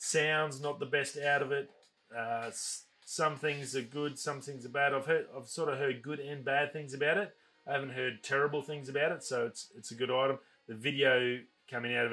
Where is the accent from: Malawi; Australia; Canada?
Australia; as an Australian